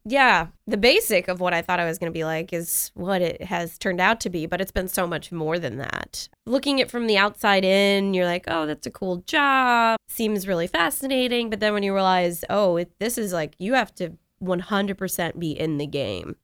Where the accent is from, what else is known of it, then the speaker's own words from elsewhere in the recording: New York, United States; moved away; I grew up in New York. We had nor'easters